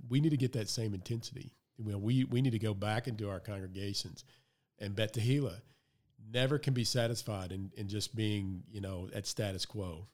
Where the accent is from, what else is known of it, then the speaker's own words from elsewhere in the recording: the South, United States; I grew up in the South